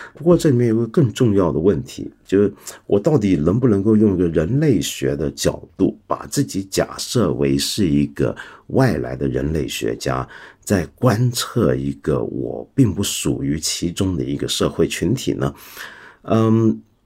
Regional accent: Hong Kong; 我是个香港人嘛

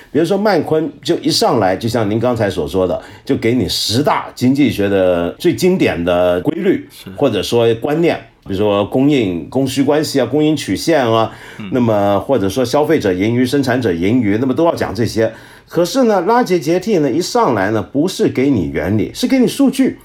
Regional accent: China; 我们中国人都是学雷锋的好学生

